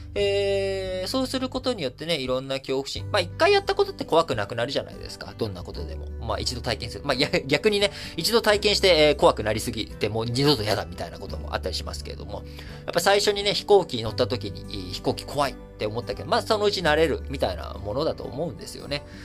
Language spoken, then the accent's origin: Japanese; Japan; 生まれも育ちも幼稚園から、教育ずっと日本で受けて